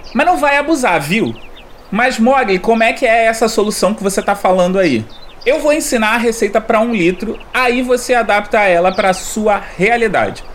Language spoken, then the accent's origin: Portuguese; Rio de Janeiro, Brazil; eu sou carioca